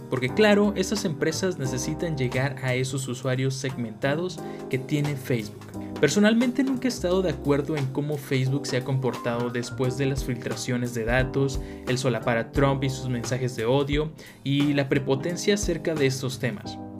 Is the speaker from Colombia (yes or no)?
no; Mexico; como mexicanos